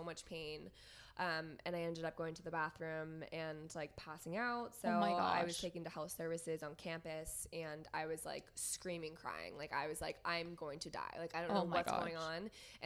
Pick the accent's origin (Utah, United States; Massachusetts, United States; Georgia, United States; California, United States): Massachusetts, United States; Boston; moved away as an adult; now in San Diego, United States; I grew up in Boston. I have been in Boston for the first 24 years of my life.